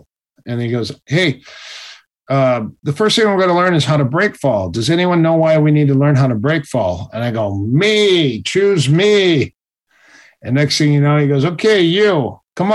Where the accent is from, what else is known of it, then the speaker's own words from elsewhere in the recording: Minnesota, United States; I'm from Minnesota